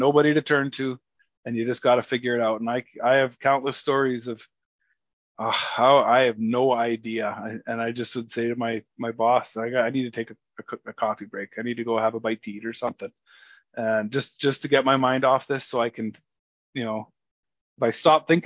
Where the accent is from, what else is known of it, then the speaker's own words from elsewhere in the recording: Sparwood, British Columbia, Canada; I was born and raised in Sparwood, British Columbia, Canada, small little tiny podunk town.